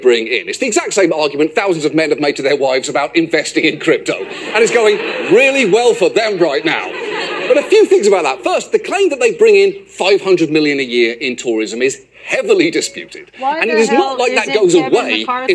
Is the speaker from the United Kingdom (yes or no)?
yes; United Kingdom; I am in the minority when it comes to British people.